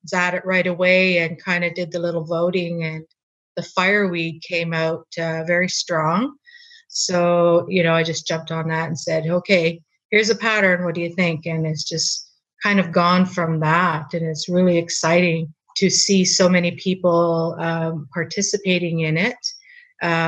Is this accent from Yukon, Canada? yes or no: yes; Dawson City, Yukon, Canada; I'm a Torndiquitchin citizen, born and raised in Dawson